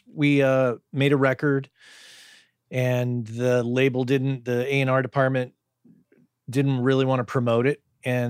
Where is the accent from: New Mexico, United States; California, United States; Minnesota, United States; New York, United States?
New Mexico, United States; I grew up in New Mexico, state of New Mexico.